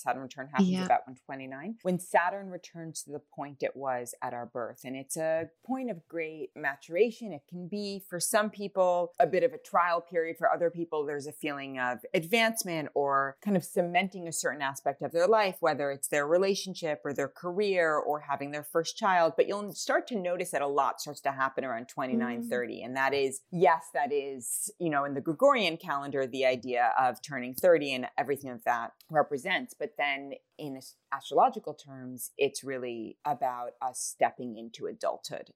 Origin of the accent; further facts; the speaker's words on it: New York City, New York, United States; I grew up in New York City